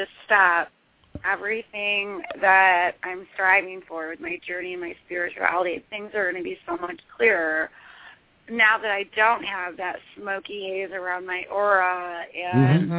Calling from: Michigan, United States; from Michigan.

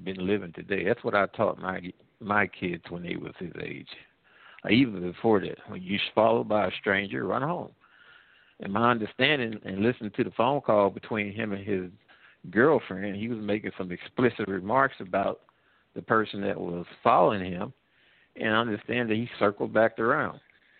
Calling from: Midwest, United States; I'm calling from the Midwest.

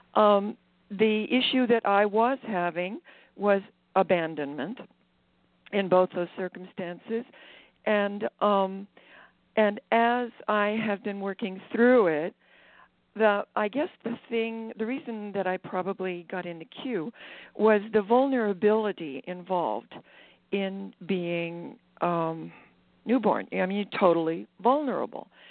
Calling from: Maui, Hawaii, United States; I'm calling from Maui, Hawaii

